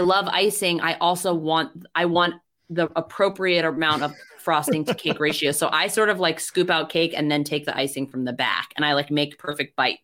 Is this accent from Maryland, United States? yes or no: yes; Maryland, United States; I'm not even from a crabby place in Maryland. I'm not from the Eastern Shore or, Ocean City or anything. But it was a staple of my life. And we would go to Orioles games when I was a kid